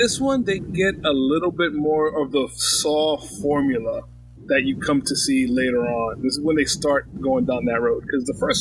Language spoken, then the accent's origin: English; United States; from America